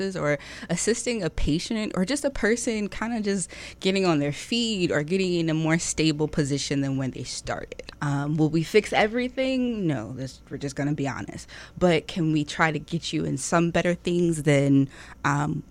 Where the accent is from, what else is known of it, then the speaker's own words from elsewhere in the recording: Norfolk and Virginia Beach, United States; I'm actually born and raised here. I like to call myself a hybrid because half of my life was spent in Norfolk. The other half was spent in Virginia Beach